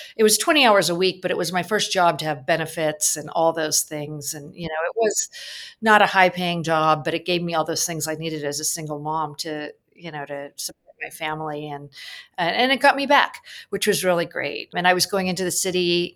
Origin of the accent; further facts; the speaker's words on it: San Francisco Bay Area, California, United States; moved away as an adult; also born or lived in Manhattan, New York; I'm from the San Francisco Bay Area, and after college, I was working in San Francisco